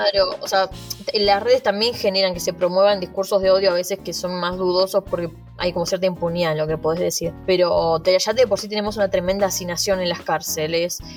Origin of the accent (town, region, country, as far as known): Argentina; now in Spain